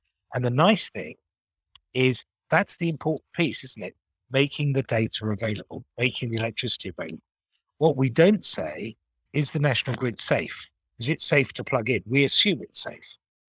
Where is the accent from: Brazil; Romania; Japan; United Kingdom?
Japan; born there; even though I used to be fluent in Japanese because I was born in Japan.